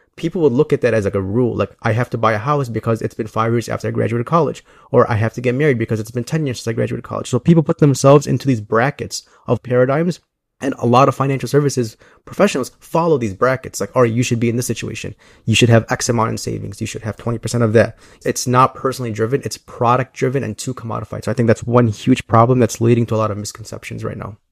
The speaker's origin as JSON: {"language": "English", "town": "Chicago", "region": "Illinois", "country": "United States", "tie": "born or raised there", "said": "I am from Chicago. I grew up in the southwest"}